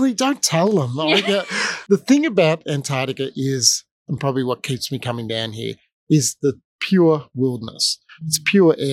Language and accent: English; Melbourne, Victoria, Australia; I was born in 1961 in Melbourne, in Ringwood in Melbourne, and my parents were battlers